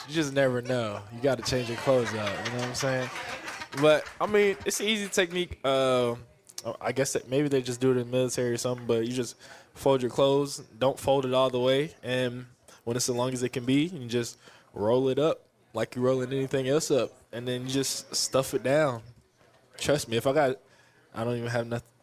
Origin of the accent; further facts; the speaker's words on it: Philadelphia, Pennsylvania, United States; also born or lived in Texas; now in Kansas City, United States; I'm originally from North Philadelphia